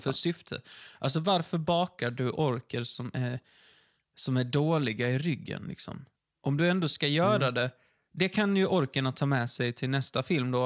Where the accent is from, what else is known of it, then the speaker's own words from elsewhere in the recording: Ystad, Skåne, Sweden; vi kommer från Ystad och där har de filmat Wallander